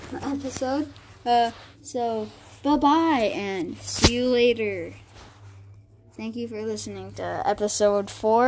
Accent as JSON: {"language": "English", "country": "Canada", "said": "we're from Canada"}